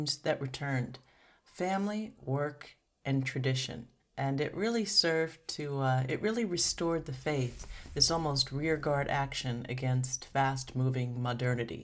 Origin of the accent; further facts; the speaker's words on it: Seattle, Washington, United States; I'm from Seattle